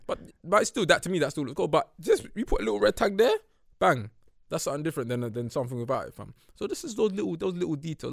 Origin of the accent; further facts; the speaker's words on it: United Kingdom; growing up in North